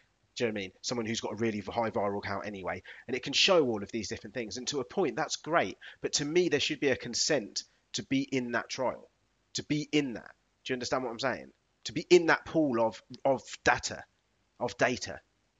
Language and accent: English; United Kingdom; To me, that's part of what I class as being British, which I'm really proud of.